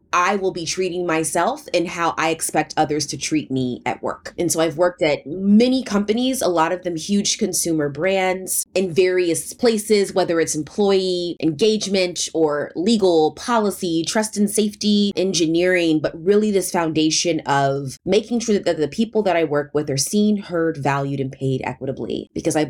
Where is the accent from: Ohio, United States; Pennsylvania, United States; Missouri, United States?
Missouri, United States; St. Louis; moved away as an adult; also born or lived in Bay Area, California; I was born and raised in St. Louis, Missouri, which is a big part of my life. Came out to the Bay Area to go to college